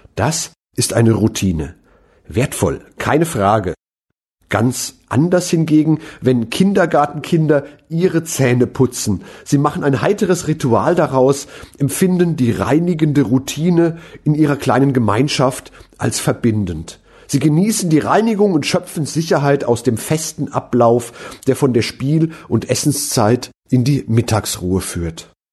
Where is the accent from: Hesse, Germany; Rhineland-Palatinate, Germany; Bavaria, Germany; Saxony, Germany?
Rhineland-Palatinate, Germany; Mainz; meine Heimatstadt Mainz